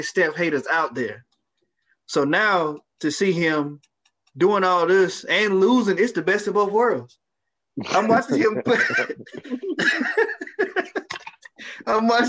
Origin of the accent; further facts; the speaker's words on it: the South, United States; I'm from the South